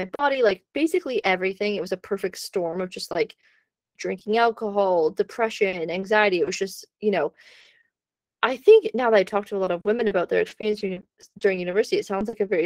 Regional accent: Canada; moved away; living in Canada

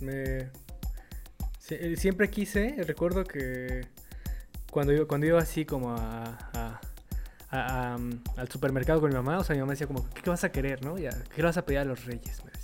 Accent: Mexico; nosotros siendo mexicanos

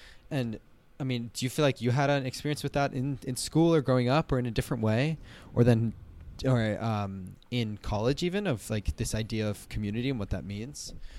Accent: Colorado, United States; Like maybe one of them, maybe in the smaller town in growing up in the Vail Valley

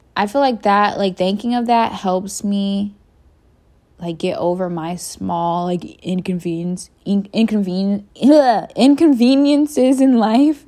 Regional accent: United States; I am from the United States of America

